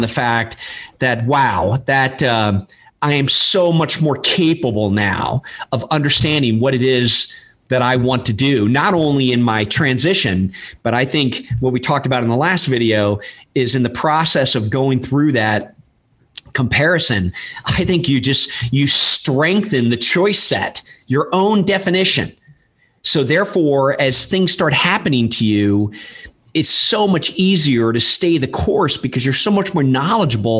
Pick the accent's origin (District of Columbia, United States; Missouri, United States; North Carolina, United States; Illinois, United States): District of Columbia, United States; Washington; moved away as an adult; now in Texas, United States; I'm from Washington, D.C.